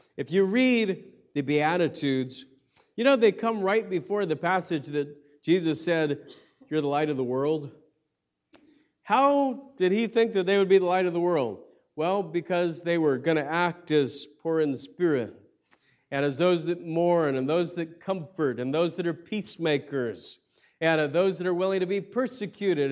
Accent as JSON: {"language": "English", "country": "United States", "said": "as American Christians"}